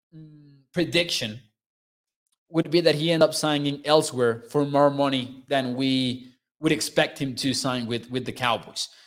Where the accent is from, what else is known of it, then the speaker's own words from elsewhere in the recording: Mexico; I am from Mexico.